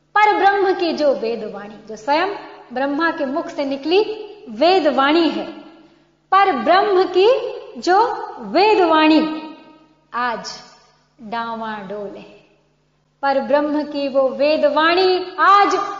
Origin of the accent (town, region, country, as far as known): India